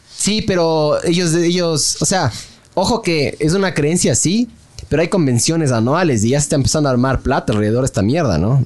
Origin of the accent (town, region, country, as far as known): Ecuador